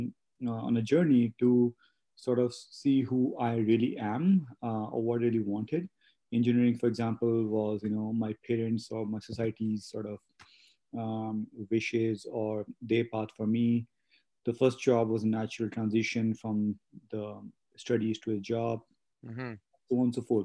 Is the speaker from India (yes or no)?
yes; Delhi, India; moved away as an adult; also born or lived in Montreal, Canada; now in Calgary, Canada; I was born and raised in India, in Delhi, in India.